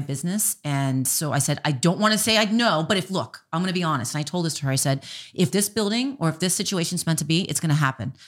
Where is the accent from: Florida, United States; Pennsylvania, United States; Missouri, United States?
Florida, United States; Miami; now in Minot, United States; I'm from Miami and they call it the Magic City.